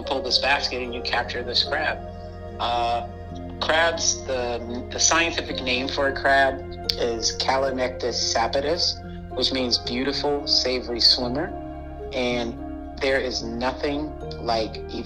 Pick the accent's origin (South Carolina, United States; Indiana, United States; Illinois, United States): South Carolina, United States; Charleston; I grew up in Romney Village, and when I had 2 hours every day when my mom got off, so I used to just walk around King Street.